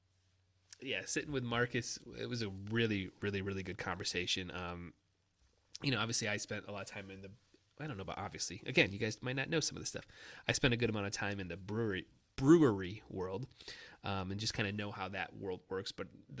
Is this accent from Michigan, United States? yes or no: yes; Michigan, United States; I'm from Michigan